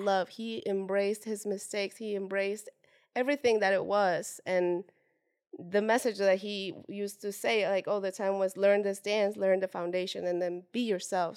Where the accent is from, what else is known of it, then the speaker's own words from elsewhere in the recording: Puebla, Mexico; now in Los Angeles, United States; I am from Mexico originally, born and raised from, uh, now it's not so small, it's been growing, but it is s, it is a small town called Puebla